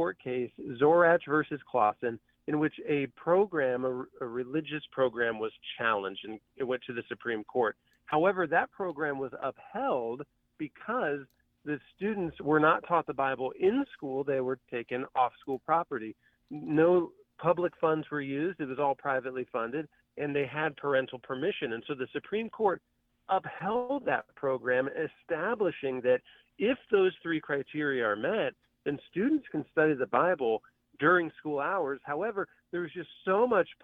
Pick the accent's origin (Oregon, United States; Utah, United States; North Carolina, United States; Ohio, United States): Ohio, United States; Van Wert; my hometown of the small town, Van Wert, Ohio